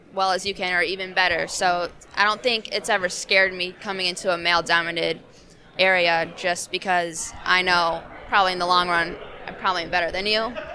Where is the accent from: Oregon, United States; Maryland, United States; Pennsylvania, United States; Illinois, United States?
Illinois, United States; Chicago; accent: Chicago; We're both from Chicago